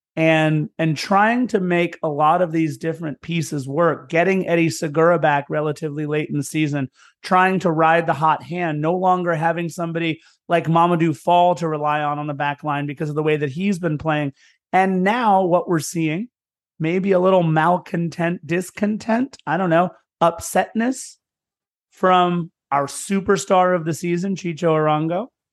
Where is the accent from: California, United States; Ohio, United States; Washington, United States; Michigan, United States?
California, United States; Lawndale; I'm from Lawndale, right next door.